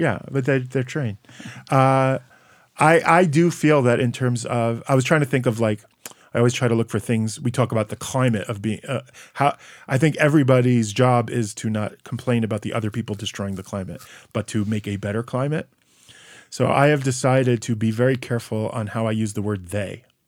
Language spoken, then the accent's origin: English; United States; now in Israel; I'm, I'm American patriot